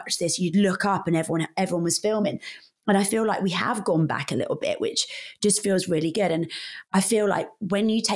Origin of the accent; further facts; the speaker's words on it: Northampton, East Midlands, United Kingdom; moved away as an adult; also born or lived in London; I'm from Northamptonshire